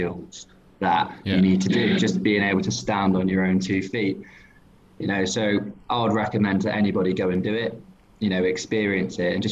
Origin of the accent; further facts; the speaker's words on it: England, United Kingdom; I'm like an English blagger